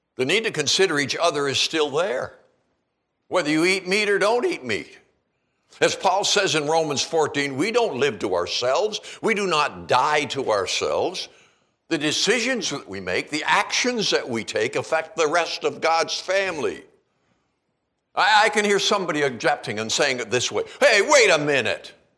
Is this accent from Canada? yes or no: yes; Canada; also born or lived in Calgary / Seattle area; now in Kalispell, United States; growing up in Canada